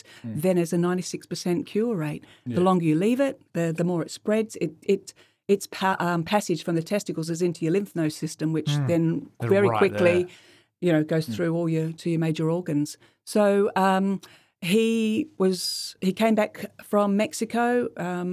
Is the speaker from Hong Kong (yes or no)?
no; Perth, Western Australia, Australia; moved away as an adult; also born or lived in Macau; now in London, United Kingdom; We're from Perth originally.